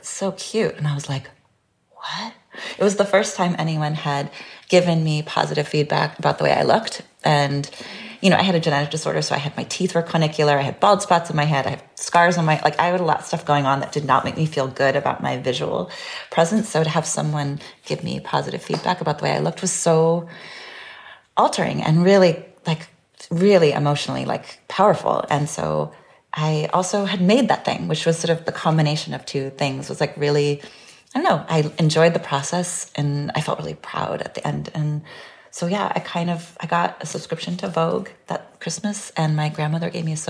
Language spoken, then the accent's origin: English; California, United States; because I grew up in California and I sort of understood one idea of beauty.